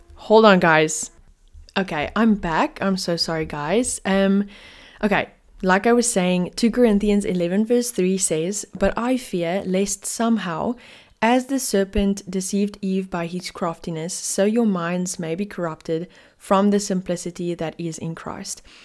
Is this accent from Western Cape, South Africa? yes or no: yes; Cape Town, Western Cape, South Africa; I'm from Cape Town, South Africa